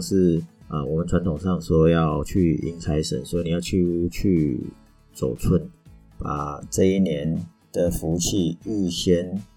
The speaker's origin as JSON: {"language": "Chinese", "country": "Taiwan", "said": "我们台湾人"}